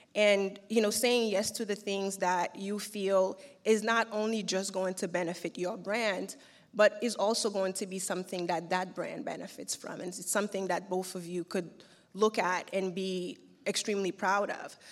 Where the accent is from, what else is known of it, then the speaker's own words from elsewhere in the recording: Haiti; also born or lived in New York; now in Turkey; having been born and raised in Haiti